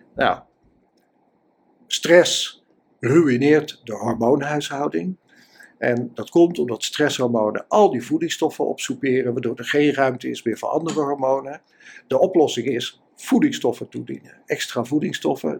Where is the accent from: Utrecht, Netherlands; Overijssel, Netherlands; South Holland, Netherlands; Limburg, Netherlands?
Utrecht, Netherlands; ik kom uit Utrecht